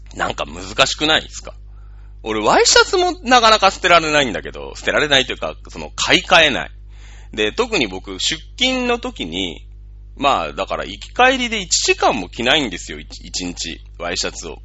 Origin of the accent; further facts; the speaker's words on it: Japan; 日本人ってさ、まあ僕も含めてだけど